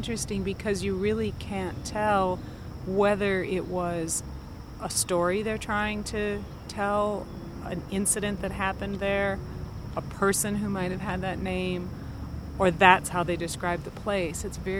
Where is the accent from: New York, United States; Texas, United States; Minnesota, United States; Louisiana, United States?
Minnesota, United States; now in Thiensville, United States; I am originally from Minnesota, but I teach here in the Milwaukee area. I live in Thiensville near Mequon and teach on campus at the University of Wisconsin, Milwaukee.